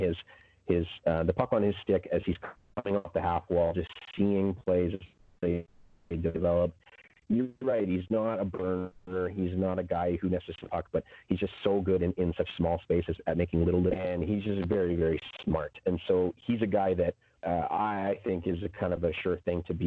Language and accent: English; Saskatchewan, Canada; I'm from Saskatchewan